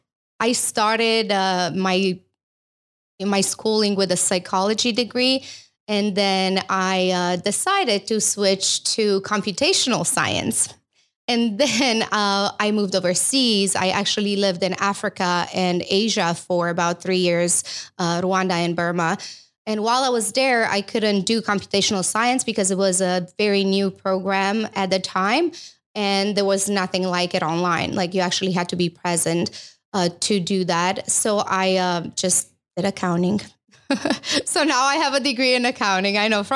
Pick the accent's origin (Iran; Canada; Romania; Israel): Romania; English is a second language; moved away as an adult; now in United States; I know I lost a little bit of my accent, but I think it comes out when I'm nervous, maybe just a tiny bit. But yeah, so I'm from Romania and I've been in US for the past, I would say 16 years now.